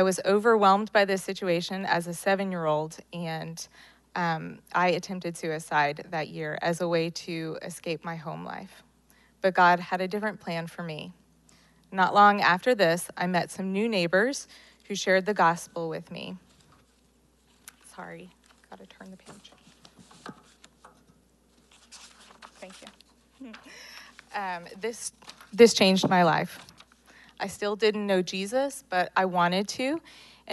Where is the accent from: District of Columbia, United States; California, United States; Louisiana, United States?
Louisiana, United States; New Orleans; I grew up in New Orleans, Louisiana, with an older sister and a younger brother